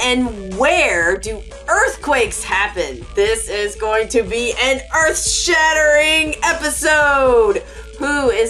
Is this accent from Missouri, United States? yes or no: no; Illinois, United States; also born or lived in East Coast; I grew up in Illinois. I've lived on my whole life on the East Coast.